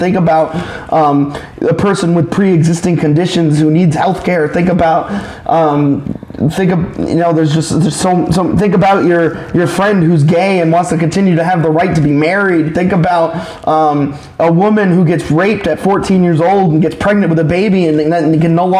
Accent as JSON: {"language": "English", "country": "United States", "said": "being an American"}